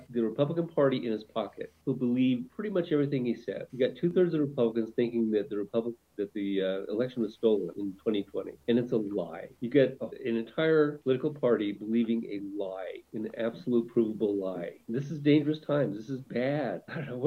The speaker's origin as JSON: {"language": "English", "town": "San Diego", "region": "California", "country": "United States", "tie": "born or raised there", "said": "I grew up in around San Diego, which is right next to Mexico"}